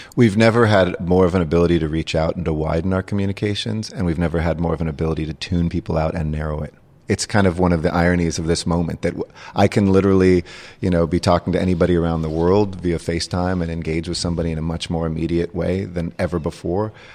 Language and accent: English; Los Angeles, California, United States; I grew up in the San Fernando Valley